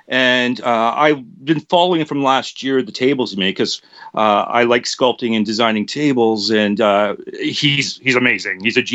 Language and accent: English; Canada; We're from Canada, eh? So we're on the border, though.